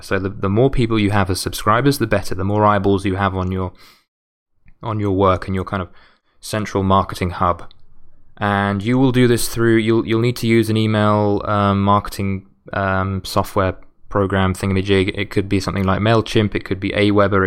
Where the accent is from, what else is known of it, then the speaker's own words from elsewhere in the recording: United Kingdom; as a Brit